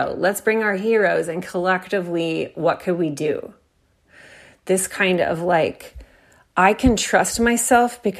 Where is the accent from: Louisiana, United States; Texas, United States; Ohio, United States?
Texas, United States; I'm from Texas